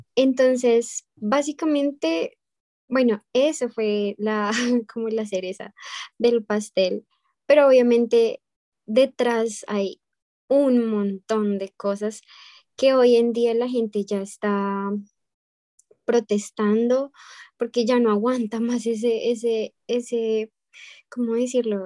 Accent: Bogotá, Colombia; now in United States; Yo soy de Bogotá, es la capital

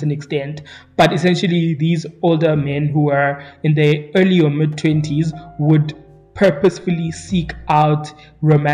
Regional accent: East Rand of Johannesburg, Gauteng, South Africa; I grew up in two different townships in the East Rand of Johannesburg growing up

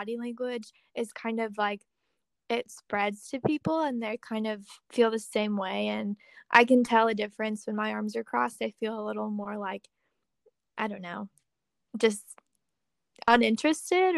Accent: Springfield, Missouri, United States; moved away as an adult; also born or lived in Kansas City, Missouri; I'm from Springfield, and that's like 2.5 hours from Kansas City.

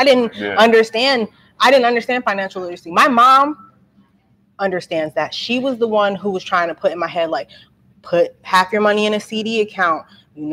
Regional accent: Franklin, New Jersey, United States; moved away as an adult; also born or lived in New Brunswick, New Jersey; now in Trenton, United States; I'm from New Brunswick. I grew up in that area. I grew up in like a suburban area, Franklin

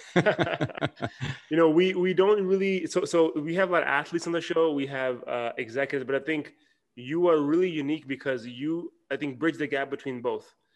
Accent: Toronto, Ontario, Canada; moved away as an adult; now in Dallas, United States; I'm from Toronto

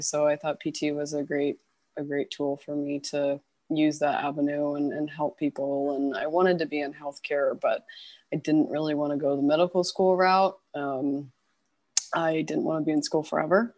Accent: Louisville, Kentucky, United States; moved away as an adult; also born or lived in Boston, Massachusetts / California; now in Los Angeles, United States; I am originally from Kentucky. Um, I'm from Louisville. Um, so I grew up and was born and raised there

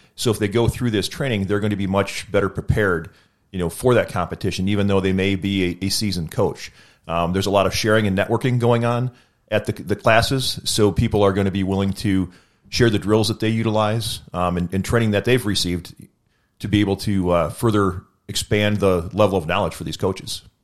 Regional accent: Wisconsin, United States; I'm from Wisconsin

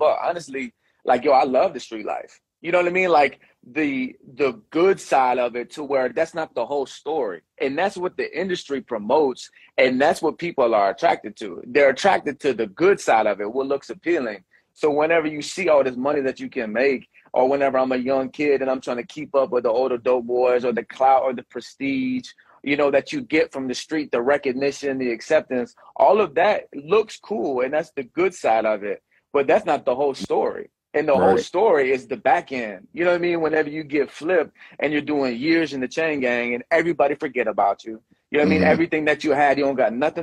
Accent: Venice, Florida, United States; also born or lived in Houston, Texas; Took me and my sister from Houston here to Florida

